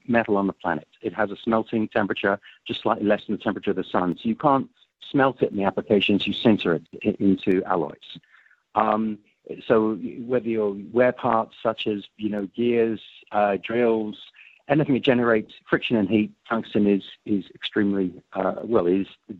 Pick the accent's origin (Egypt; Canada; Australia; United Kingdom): United Kingdom; England; now in United States; I'm an English American, so I'm a naturalized American.